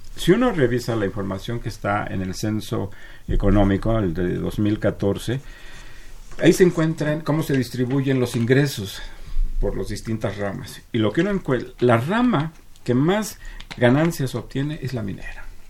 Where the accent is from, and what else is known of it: Mexico